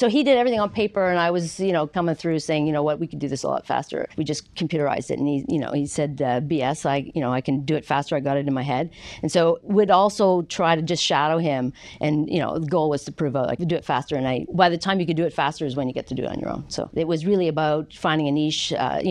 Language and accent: English; Vancouver, British Columbia, Canada; moved away as an adult; also born or lived in Montreal / Quebec City; born in Montreal, Montreal parents, moved around a bit, got to BC before I was in school, actually. Grew up in Vancouver